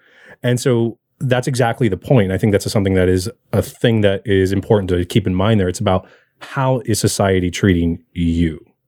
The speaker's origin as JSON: {"language": "English", "region": "Arizona", "country": "United States", "tie": "born or raised there", "said": "I'm not exactly white. And I have some features that are, and I have some features that aren't. So when I grew up in Arizona"}